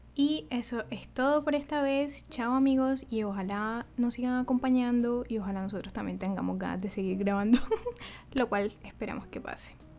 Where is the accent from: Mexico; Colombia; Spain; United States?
Colombia; San Jacinto, Bolívar; also born or lived in Montería; yo nací en, San, en Montería, soy de San Jacinto Bolívar